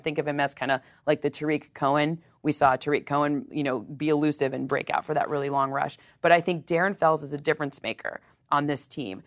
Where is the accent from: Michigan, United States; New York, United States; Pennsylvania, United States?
Michigan, United States; Detroit; my hometown